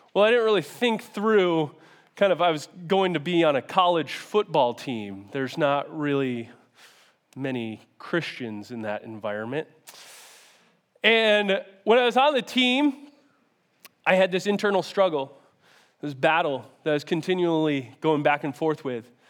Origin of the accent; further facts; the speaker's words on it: Syracuse, New York, United States; moved away as an adult; now in Rochester, United States; I grew up in Syracuse, and I got recruited to come play football here in Rochester